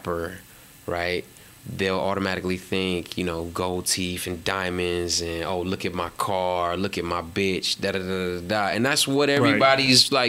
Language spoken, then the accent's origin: English; Tennessee, United States; I'm from Tennessee. Like, I grew up